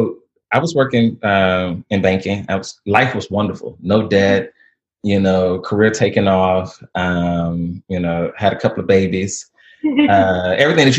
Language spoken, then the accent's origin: English; Alabama, United States; I'm from Alabama